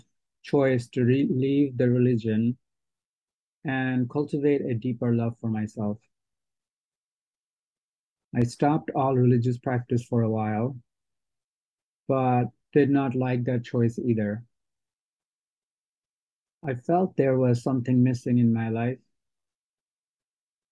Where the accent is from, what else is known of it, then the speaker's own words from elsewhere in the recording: Bangladesh; I was born in Bangladesh into a Muslim family and raised to practice Islam